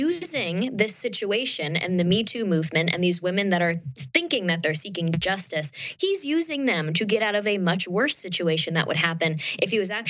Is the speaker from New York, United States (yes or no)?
yes; upstate New York, United States; I'm from New York State, I'm from upstate New York